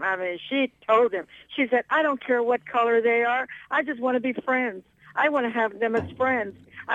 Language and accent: English; United States; English is a second language; I'm Latina, but I'm American-born.